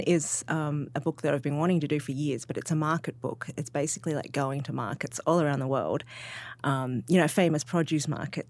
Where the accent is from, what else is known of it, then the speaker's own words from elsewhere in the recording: Sydney, New South Wales, Australia; I'm from Sydney